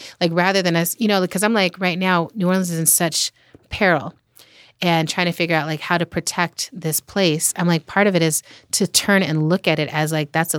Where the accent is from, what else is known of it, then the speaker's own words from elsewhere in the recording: Germany; I grew up in Germany. Mm. And I'm like, when I'm in Japan or Germany, you know, I feel very like there's a familiarity